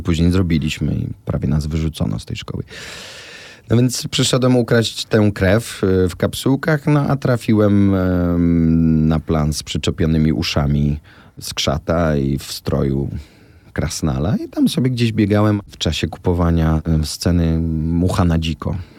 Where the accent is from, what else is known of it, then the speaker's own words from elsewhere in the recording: Łódź, Łódź Voivodeship, Poland; now in Warsaw, Poland; Ten fortepian stał zawsze w naszym mieszkaniu w Łodzi. Ja się ona się z nim wychowała, później ja się z nim wychowałem